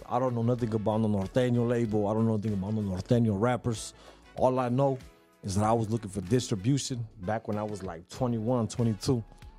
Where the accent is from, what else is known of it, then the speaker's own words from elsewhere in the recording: San Diego, California, United States; I'm from the South Bay. I'm from the San Diego. I'm from...